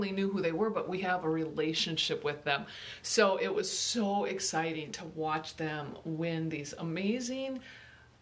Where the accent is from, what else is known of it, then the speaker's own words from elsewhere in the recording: Iowa, United States; I'm from Iowa